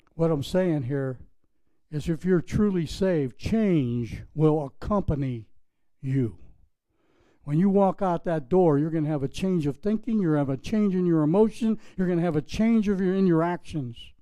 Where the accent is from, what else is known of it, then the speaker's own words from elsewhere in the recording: Pittsburgh, Pennsylvania, United States; moved away; I was building a sign business in Pittsburgh, Pennsylvania. When I, when I started painting signs, grocery store banners, when I was like 10 years old